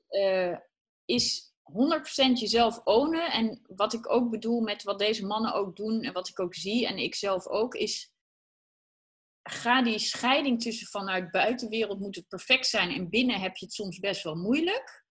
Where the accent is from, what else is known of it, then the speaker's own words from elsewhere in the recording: Achterhoek, Gelderland, Netherlands; ik kom uit de Achterhoek